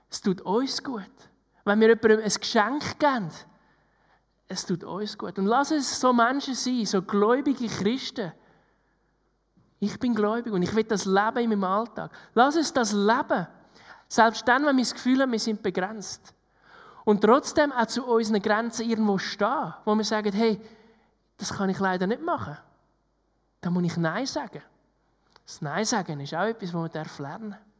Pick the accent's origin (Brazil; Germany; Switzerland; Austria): Switzerland; gerade wir als Schweizer, die gerne alles geplant hätten.